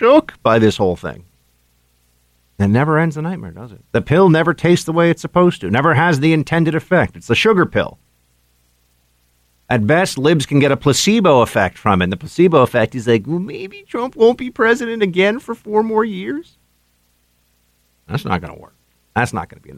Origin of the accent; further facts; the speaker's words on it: New York, United States; state of New York, my home state